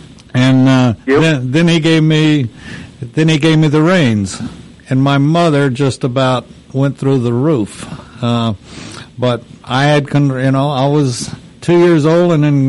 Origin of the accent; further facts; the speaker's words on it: Texas, United States; I'm from Texas, and I've ridden since I was 2 years old